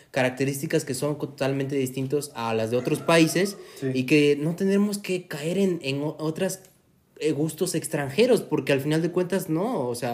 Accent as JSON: {"language": "Spanish", "country": "Mexico", "said": "no solo nosotros como mexicanos"}